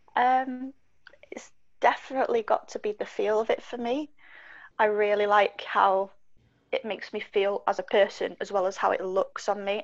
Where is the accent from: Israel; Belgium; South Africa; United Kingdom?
United Kingdom; Wales; now in Manchester, United Kingdom; I grew up in Wales for a period of time